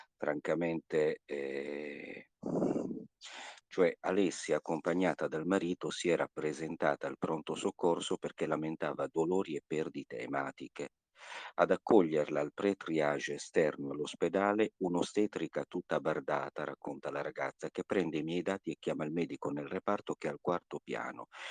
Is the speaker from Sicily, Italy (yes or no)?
no; Sassari, Sardinia, Italy; dalla mia città natale, eh, a Sassari